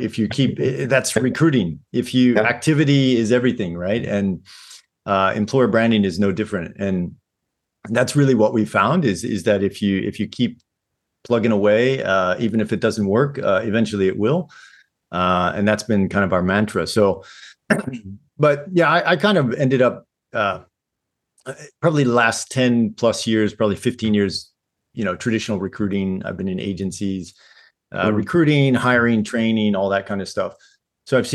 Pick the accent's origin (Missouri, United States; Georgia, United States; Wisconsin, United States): Missouri, United States; St. Louis; moved away as an adult; now in Japan; originally I'm from St. Louis, Missouri. Grew up in the same house, same place until I was about 18.